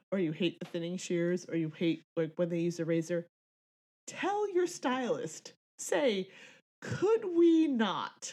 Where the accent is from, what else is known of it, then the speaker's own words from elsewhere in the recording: Tallahassee, Florida, United States; I'm from the land of friggin' you know, Tallahassee